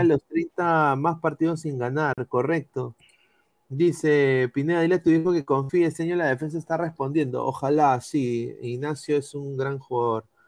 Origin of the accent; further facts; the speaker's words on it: Peru; Yo como peruano